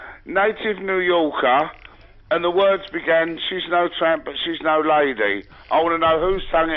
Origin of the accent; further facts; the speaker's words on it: Essex, East of England, United Kingdom; I'm from Essex, in case you couldn't tell.